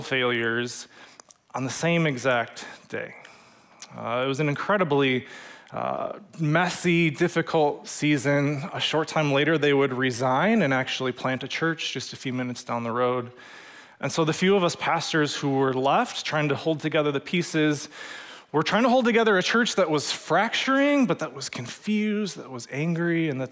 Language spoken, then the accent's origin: English; Waunakee, Wisconsin, United States; also born or lived in Madison, Wisconsin; I grew up in Wanakee, graduated from the UW